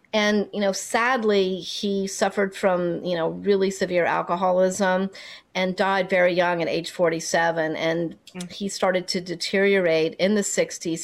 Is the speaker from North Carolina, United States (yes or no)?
yes; North Carolina, United States; my teenage years, growing up in North Carolina